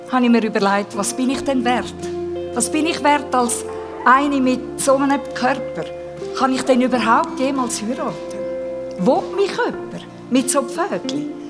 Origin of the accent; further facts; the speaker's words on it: Graubünden, Switzerland; Ich habe den Eltern schon schnell mal gezeigt, dass ich einen Bündnerschädel habe. Wir sind im Engadin aufgewachsen.